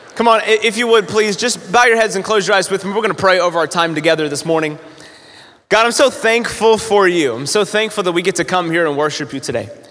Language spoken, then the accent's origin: English; North Carolina, United States; also born or lived in Florida / Evansville, Indiana; now in Newburgh, United States; I'm not originally from uh, Evansville, but I, I'm originally from North Carolina, so I'm a Southern boy